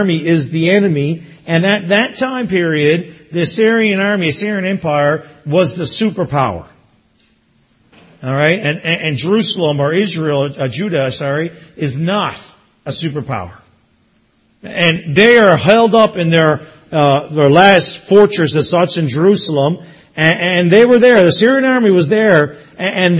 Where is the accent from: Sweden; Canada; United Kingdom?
Canada; Newfoundland and Labrador; moved away as an adult; also born or lived in Erin, Ontario; now in Ontario, Canada; growing up in Newfoundland